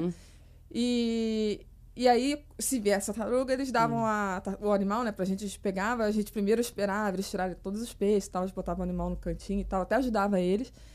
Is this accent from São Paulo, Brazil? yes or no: no; Petrópolis, Rio de Janeiro, Brazil; moved away as an adult; also born or lived in Niterói; Eu sou de Petrópolis, né? Eu sou da Serra